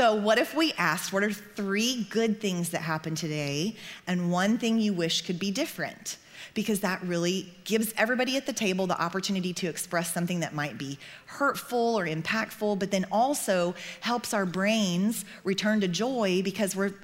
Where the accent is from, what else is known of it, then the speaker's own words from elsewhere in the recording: Oklahoma, United States; I grew up in Oklahoma